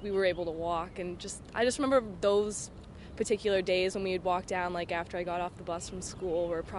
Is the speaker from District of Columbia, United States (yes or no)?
yes; Washington, District of Columbia, United States; I'm from Washington, D.C. I just remember when I was younger, I used to live by the beach.